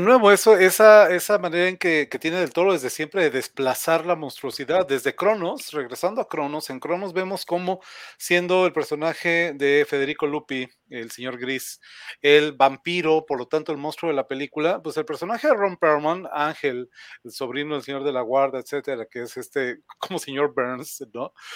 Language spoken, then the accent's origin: Spanish; Mexico; en México, en mi país